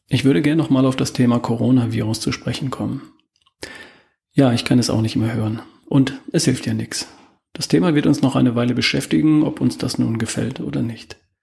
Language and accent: German; Germany; Bei uns in Deutschland